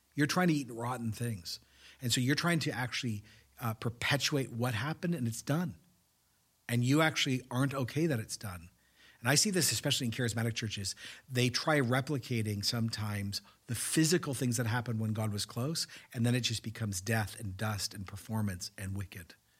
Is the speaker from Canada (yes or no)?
yes; Canada; as a Canadian